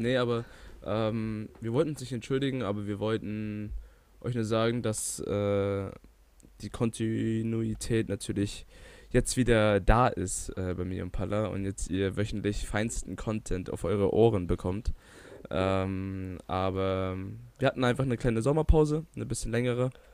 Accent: Bavaria, Germany; sind wir doch stolze Bayer

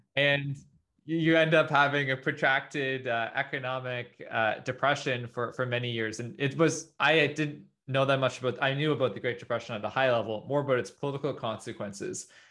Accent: Canada; as a Canadian

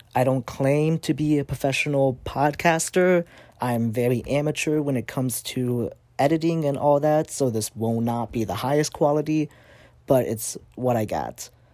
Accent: South Bend, Indiana, United States; moved away as an adult; also born or lived in Vietnam; now in Springfield, United States; I grew up in South Bend, Indiana, And I lived there for the majority of my life until I went off to college in Springfield, Missouri in twenty seventeen

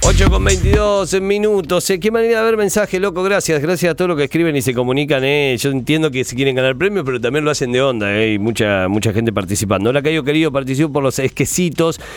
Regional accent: Buchardo, Córdoba, Argentina; moved away as an adult; de Buchardo, del Newry de Buchardo. Jorge Newry de Buchardo, de mi pueblo

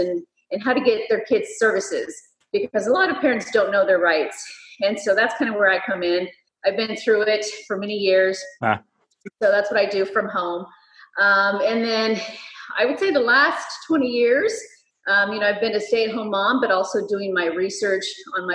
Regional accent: Fresno, California, United States; here in my hometown of Fresno

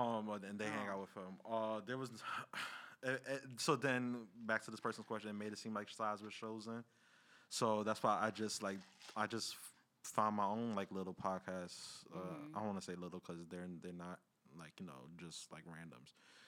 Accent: Queens, New York, United States; We come from Queens.

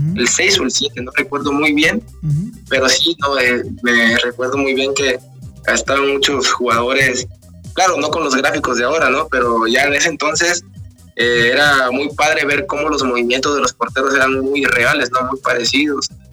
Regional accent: Oaxaca, Mexico; algo típico de donde soy yo, las Tlayudas de Oaxaca

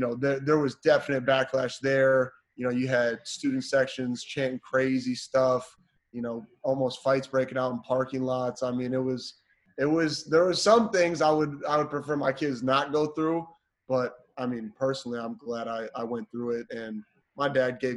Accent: small town Wisconsin, United States; also born or lived in Seattle, Washington; When I moved from Seattle back to Wisconsin, I did seventh grade in both states

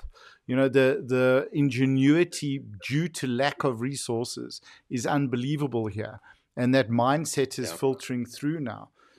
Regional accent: South Africa; growing up in South Africa

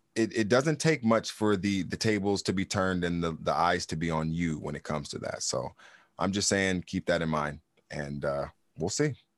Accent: Los Angeles, California, United States; moved away as an adult; also born or lived in Fort Riley, Kansas; now in Arizona, United States; I'm growing up in California. You grow up in L A, you're a Democrat

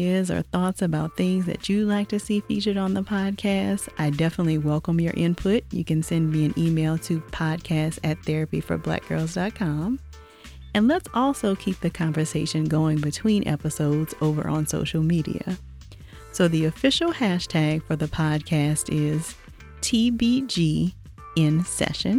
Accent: Louisiana, United States; now in Atlanta, United States; I'm not sure if you've been able to tell by my accent, but I'm originally from Louisiana

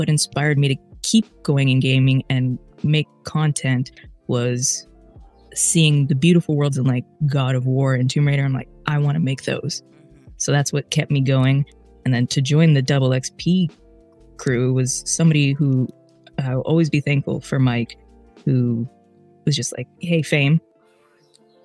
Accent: Edmonton, Alberta, Canada; BioWare is in my hometown

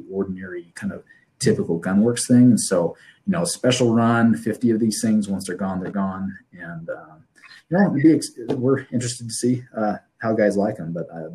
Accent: Utah, United States; I grew up in Utah

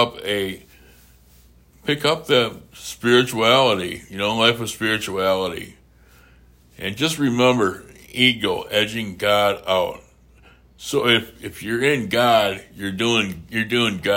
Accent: United States; I'm American

